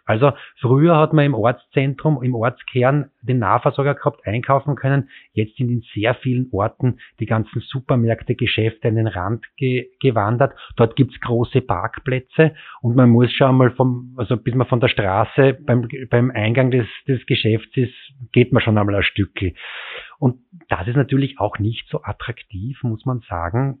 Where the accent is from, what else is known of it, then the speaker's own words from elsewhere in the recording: countryside near Graz, Styria, Austria; moved away as an adult; now in Vienna, Austria; ich bin am Land aufgewachsen und bin damals so einen Kilometer zum Bus, zur Bushaltestelle geradelt, um dann na, in dem Fall nach Graz in die Stadt zu kommen mit dem Bus.